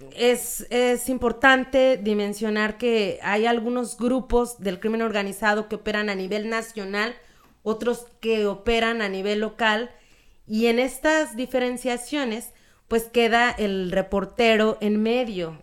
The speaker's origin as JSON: {"language": "Spanish", "country": "Mexico", "said": "siendo mexas"}